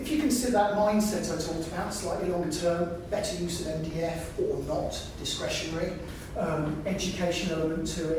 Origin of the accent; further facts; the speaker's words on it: United Kingdom; we're British